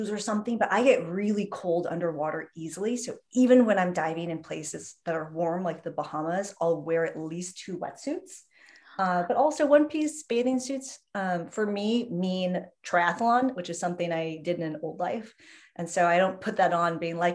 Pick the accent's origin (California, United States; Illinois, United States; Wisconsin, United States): California, United States; San Diego; moved away; also born or lived in San Francisco / New York City / South Florida; I was born in San Diego, lived in San Francisco for a very long time, but then lived in New York City for a long